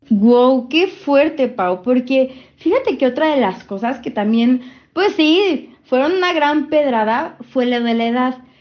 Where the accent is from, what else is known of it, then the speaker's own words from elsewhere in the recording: Cuernavaca, Morelos, Mexico; yo soy de Cuernavaca